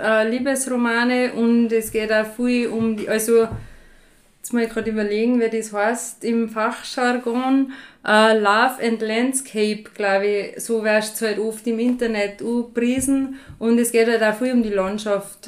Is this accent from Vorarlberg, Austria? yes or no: no; Waidring, Tyrol, Austria; moved away as an adult; now in St. Jakob in Haus, Austria; ich bin ursprünglich von Wadring. Da bin ich bei einem Bauernhof aufgewachsen